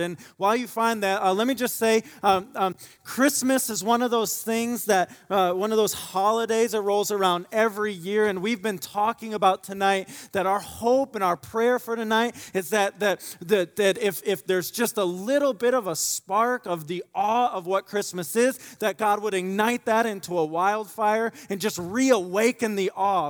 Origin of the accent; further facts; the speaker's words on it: Michigan, United States; now in Indiana, United States; I grew up in Michigan